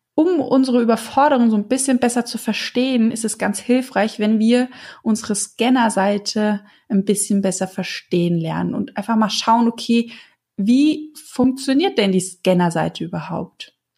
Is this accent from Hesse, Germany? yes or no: yes; Hesse, Germany; bei uns in Hessen